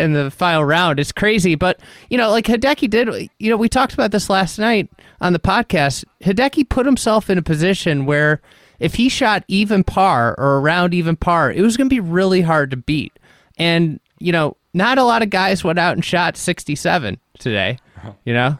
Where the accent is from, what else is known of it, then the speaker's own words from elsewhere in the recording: United States; as an American